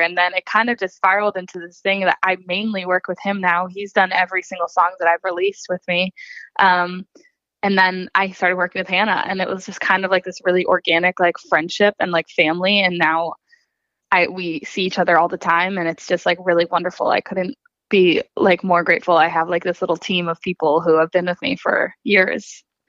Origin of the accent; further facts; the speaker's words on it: Hopkinton, Massachusetts, United States; moved away as an adult; now in Nashville, United States; I'm actually from outside of Boston, Massachusetts. Um, so I grew up in Hopkinton, Mass, and went to high school there